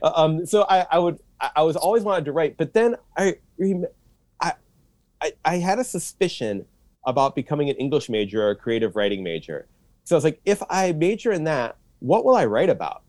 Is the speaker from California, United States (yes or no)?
no; Troy, Michigan, United States; moved away as an adult; also born or lived in Washington, D.C. / Japan / Indiana; now in Chicago, United States; I grew up in Troy